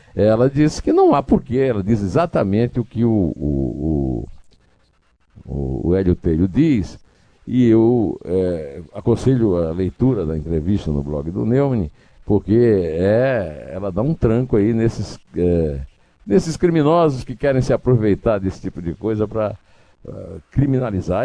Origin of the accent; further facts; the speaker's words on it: Paraíba, Brazil; now in São Paulo, Brazil; eu que sou paraibano, mas voto aqui em São Paulo